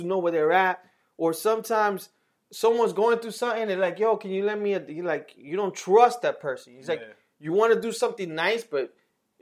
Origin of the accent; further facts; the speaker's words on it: New York City, New York, United States; growing up in New York